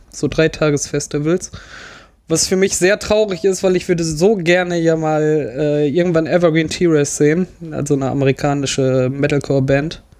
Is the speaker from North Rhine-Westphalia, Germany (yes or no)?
yes; Rheinberg, North Rhine-Westphalia, Germany; Ich komme aus Rheinberg